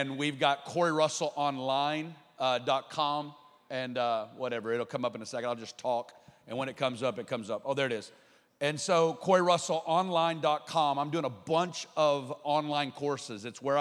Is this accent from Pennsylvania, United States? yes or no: no; Arkansas, United States; accent: Arkansas; I'm an Arkansas boy, and so born and raised